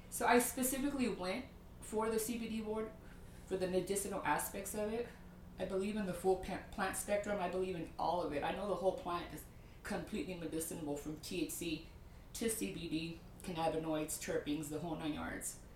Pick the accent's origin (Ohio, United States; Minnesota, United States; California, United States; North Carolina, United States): California, United States; San Francisco; now in Las Vegas, United States; San Francisco, California.